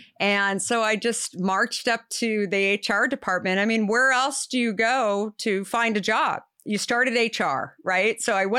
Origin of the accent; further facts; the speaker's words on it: Arizona, United States; I grew up in Arizona.